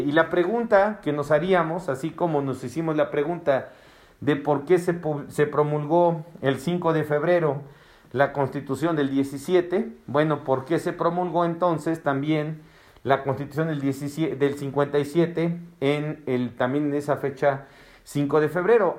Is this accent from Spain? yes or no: no; Mexico; also born or lived in Puebla; nuestra identidad como mexicanos